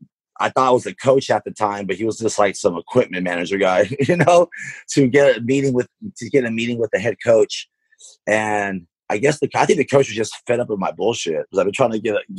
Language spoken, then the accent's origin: English; Stockton, California, United States; growing up in Stockton, I played in a lot of Mexican leagues